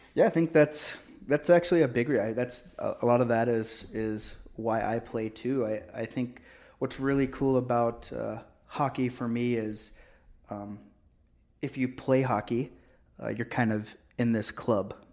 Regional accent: Oklahoma, United States; now in Canada; I grew up in Oklahoma

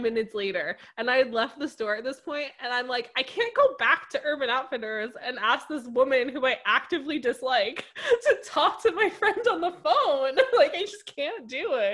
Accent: United States; I grew up like right outside New York City

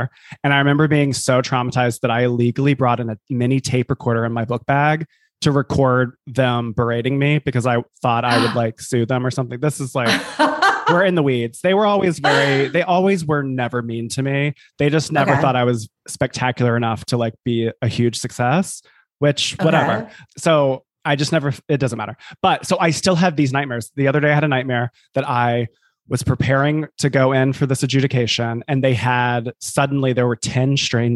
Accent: the South, United States; moved away; also born or lived in New York City / New Jersey; I'm from the South

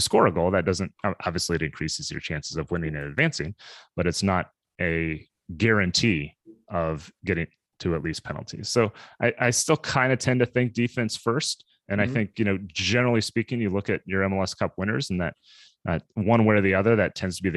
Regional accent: Kansas City, United States; I grew up in Kansas City area

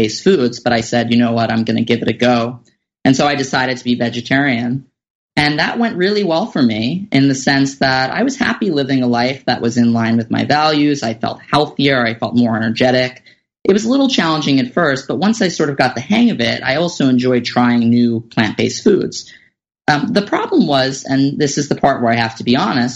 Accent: New York City, New York, United States; I grew up in Staten Island, New York

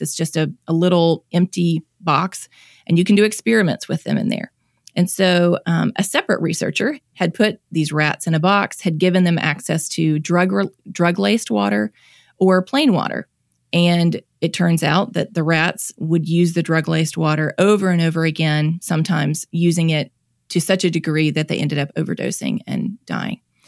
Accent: Mississippi, United States; I'm born and raised in Mississippi, have lived here my whole life

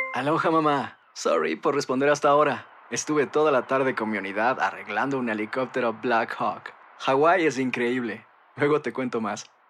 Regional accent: Mexico; nosotros que somos mexicanos

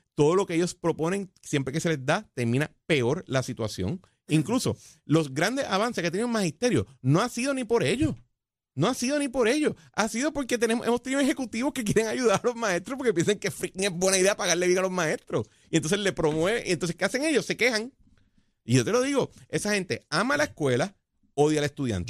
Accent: Puerto Rico

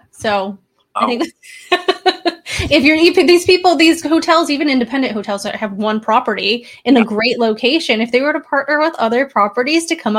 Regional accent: Buffalo, New York, United States; now in Seattle, United States; I originally come from Buffalo. I'm now over in Seattle.

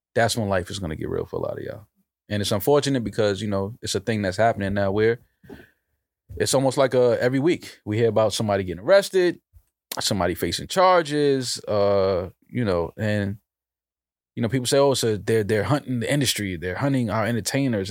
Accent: New York City, New York, United States; I'm from the Bronx

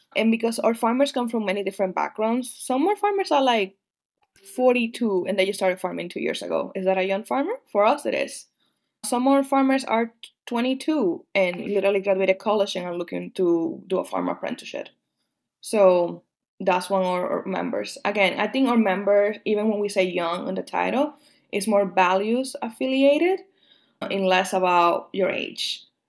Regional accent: Dominican Republic; moved away; also born or lived in Rhode Island / Midwest; I'm not just Dominican, also an immigrant

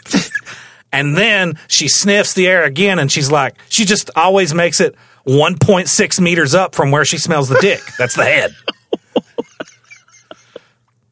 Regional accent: the South, United States; I'm Southern

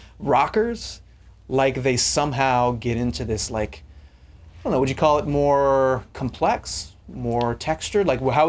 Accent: Long Beach, California, United States; I grew up in Long Beach, grew up in Southern California, so we had nice temperate summers.

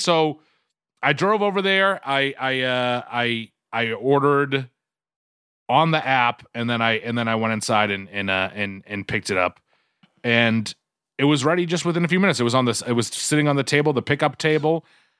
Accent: Quincy, Massachusetts, United States; I grew up in Duncan territory, of course. Ooh. Quincy, Mass. is Duncan territory.

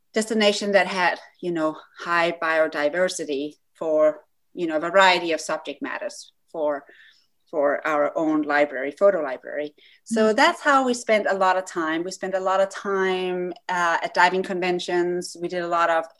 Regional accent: Denmark; moved away as an adult; now in United States; I grew up in Denmark

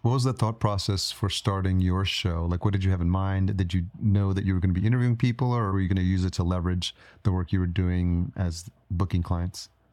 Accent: Yonkers, New York, United States; moved away as an adult; also born or lived in Brooklyn; now in Minnesota, United States; I grew up in New York. So I grew up in Yonkers and I lived in New York City

